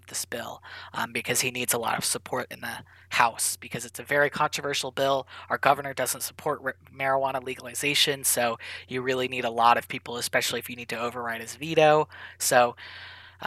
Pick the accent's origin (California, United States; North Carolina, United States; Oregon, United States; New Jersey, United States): Oregon, United States; moved away as an adult; from Oregon, growing up in Oregon